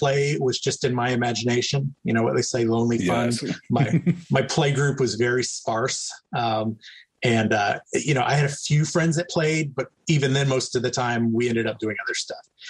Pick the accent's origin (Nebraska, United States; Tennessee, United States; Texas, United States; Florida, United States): Texas, United States; moved away as an adult; also born or lived in New Mexico; now in California, United States; I grew up in the U.S. Southwest, and primarily Texas and New Mexico